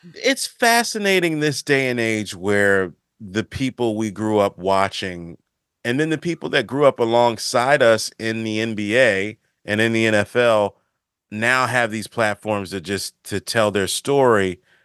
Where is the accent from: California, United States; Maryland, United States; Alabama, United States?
Maryland, United States; being from the Maryland, the D M V or whatever people call it, being from the area